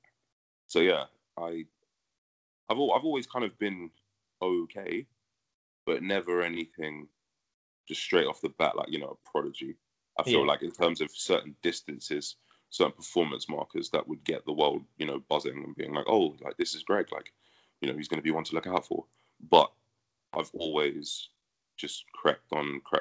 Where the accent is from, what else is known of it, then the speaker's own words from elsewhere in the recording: London, United Kingdom; moved away as an adult; also born or lived in United States; where I grew up training in Northwest London is where I'm training currently